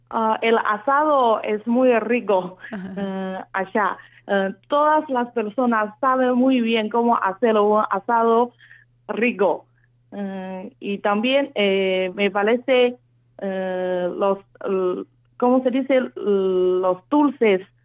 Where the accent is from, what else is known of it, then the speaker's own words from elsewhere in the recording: Xinjiang, China; Spanish is a second language; moved away as an adult; also born or lived in Beijing, China; now in Argentina; Yo nací y crecí en Xinjiang